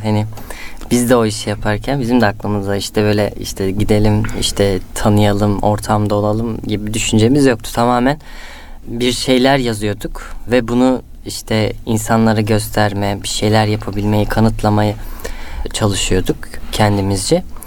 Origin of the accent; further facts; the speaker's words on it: Istanbul, Turkey; also born or lived in Antalya / Üsküdar, Istanbul; İstanbul Tuzla'da doğup büyüdüm. Aslen Antalyalıyım.